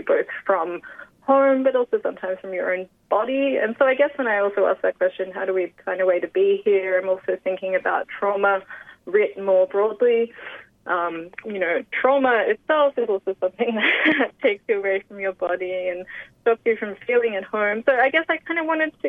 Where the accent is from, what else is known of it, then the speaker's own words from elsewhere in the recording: Sydney, New South Wales, Australia; I was born in Western Sydney on Darug land